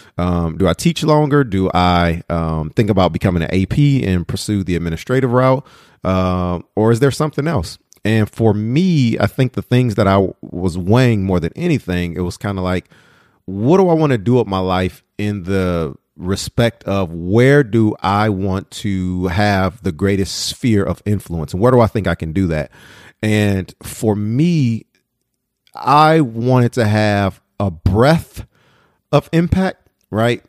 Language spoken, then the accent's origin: English; Detroit, Michigan, United States; moved away; also born or lived in Madison, Wisconsin; I was a child growing up in Detroit